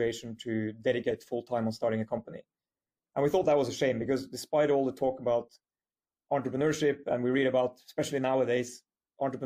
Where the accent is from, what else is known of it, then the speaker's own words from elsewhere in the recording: Norway; moved away as an adult; also born or lived in United Kingdom / United States; quite an international background after my childhood and early years in Norway